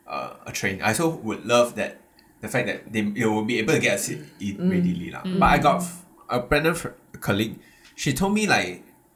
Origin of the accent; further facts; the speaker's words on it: Singapore; I'm a Singaporean